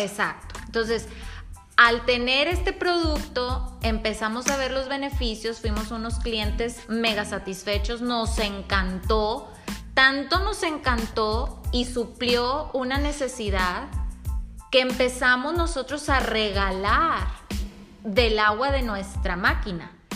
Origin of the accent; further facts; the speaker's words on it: Monterrey, Nuevo León, Mexico; yo soy una mujer mexicana, nacida en Monterrey